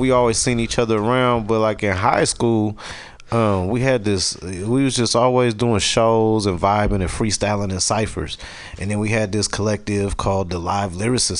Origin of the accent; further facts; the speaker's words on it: Oakland, California, United States; I was born in Oakland